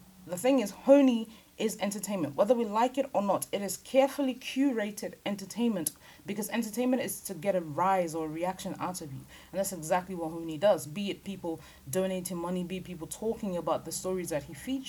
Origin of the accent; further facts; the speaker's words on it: Lagos, Nigeria; now in United Kingdom; I'm from Lagos Island. I don't know if anybody knows what Lagos Island looks like. That's where I was born. That's where I was raised.